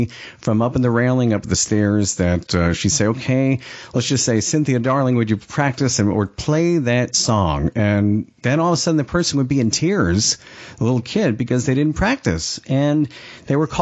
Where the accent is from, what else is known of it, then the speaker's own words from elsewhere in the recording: New York, United States; I'm from New York